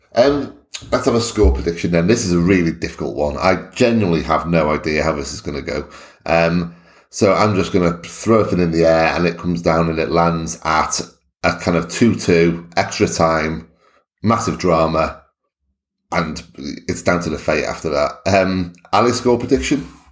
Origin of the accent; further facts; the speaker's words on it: Wales, United Kingdom; I'm Welsh